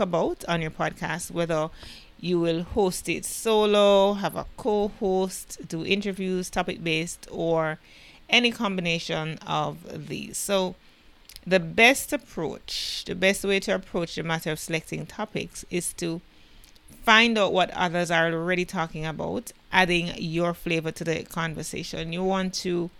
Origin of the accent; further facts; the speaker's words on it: Jamaica; I am the Jamaican podcast queen